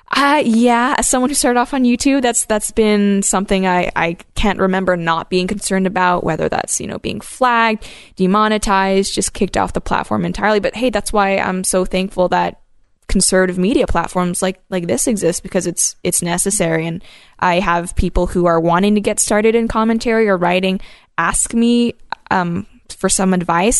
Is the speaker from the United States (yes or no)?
no; Hong Kong; now in Canada; I grew up in Hong Kong when it was currently a colonial power.